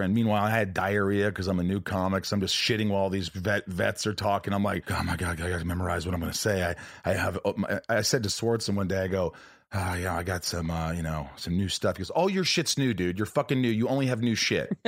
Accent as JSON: {"language": "English", "region": "Indiana", "country": "United States", "tie": "born or raised there", "also_born_or_lived": "New York", "said": "I was born in New York, but I grew up in Indiana"}